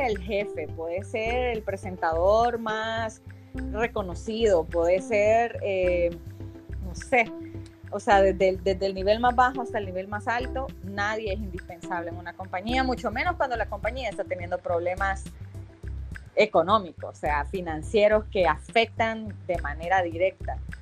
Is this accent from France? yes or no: no; El Salvador; moved away as an adult; now in United States; como salvadoreña y muy orgullosa de poder representar a mi país